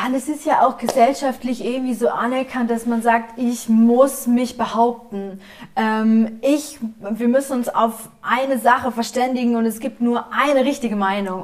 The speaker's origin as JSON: {"language": "German", "town": "Essen", "region": "North Rhine-Westphalia", "country": "Germany", "moved": "yes", "said": "Ich komme ja aus Essen ursprünglich"}